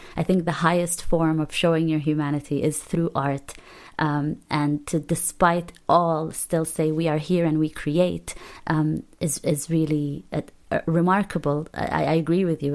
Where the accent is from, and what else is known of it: Palestine; English is a second language; moved away